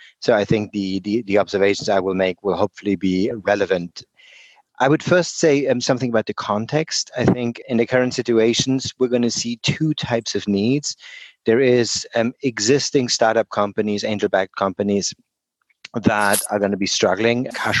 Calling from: Oxford, South East England, United Kingdom; I am calling in from Oxford, England. I spend a significant amount of time in British Columbia and work very closely with NACO.

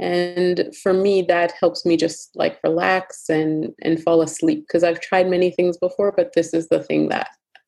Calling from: Toronto, Ontario, Canada; I am joining you from Toronto, Ontario, Canada.

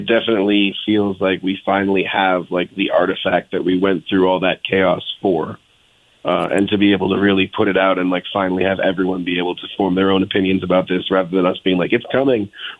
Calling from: Los Angeles, California, United States; We are all in L.A. right now, and it's super sunny and nice.

